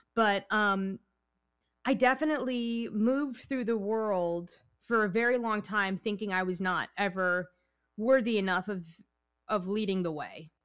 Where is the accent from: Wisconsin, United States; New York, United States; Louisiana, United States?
New York, United States; I'm from New York. I'm Italian and Puerto Rican